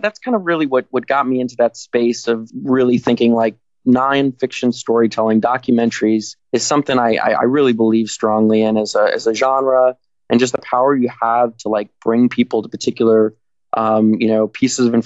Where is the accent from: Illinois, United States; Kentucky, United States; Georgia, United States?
Georgia, United States; also born or lived in Miami, Florida / Tampa, Florida; I was born in Miami, Florida. Spent time throughout the Southeast in Tampa, and then moved up to Georgia, where I did my, I guess, adolescence